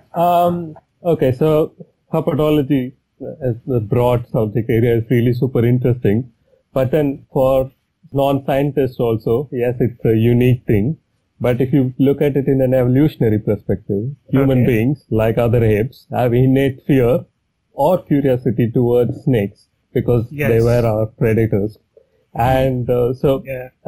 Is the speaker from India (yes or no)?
yes; Chennai, Tamil Nadu, India; moved away as an adult; I'm from Chennai. I grew up in Chennai